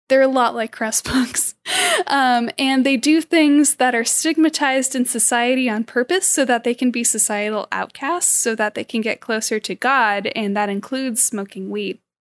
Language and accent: English; California, United States; I'm also born and raised in California